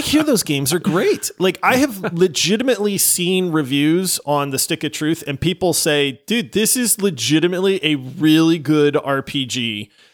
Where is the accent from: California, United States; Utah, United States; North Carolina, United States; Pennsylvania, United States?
Pennsylvania, United States; moved away; I grew up in Pennsylvania.